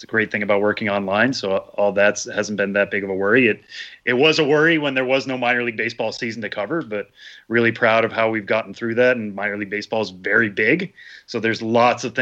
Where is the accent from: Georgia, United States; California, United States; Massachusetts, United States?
Massachusetts, United States; Palmer; now in Brooklyn, United States; I grew up in Western Massachusetts, just outside Springfield